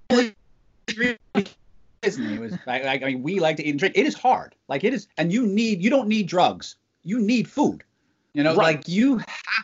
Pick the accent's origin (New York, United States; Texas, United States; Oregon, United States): New York, United States; New York City; now in Pennsylvania, United States; I grew up in Brooklyn